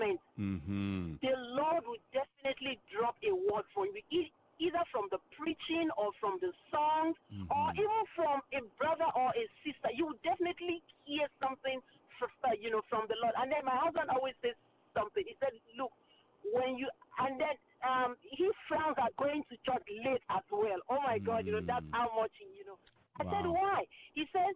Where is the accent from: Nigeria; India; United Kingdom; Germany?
Nigeria; now in Maryland, United States; I'm from Nigeria. My husband's from Nigeria too